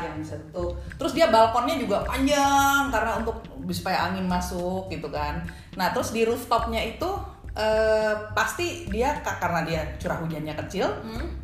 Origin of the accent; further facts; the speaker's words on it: Indonesia; gue dari Indonesia